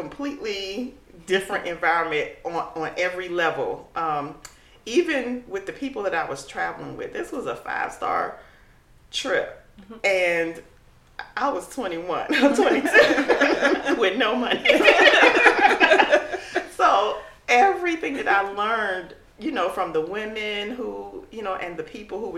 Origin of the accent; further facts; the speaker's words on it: United States; I'll say, America